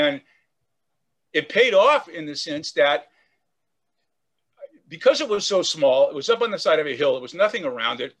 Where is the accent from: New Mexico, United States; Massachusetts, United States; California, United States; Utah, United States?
California, United States; Oakland; I grew up in Oakland, California, in the Bay Area.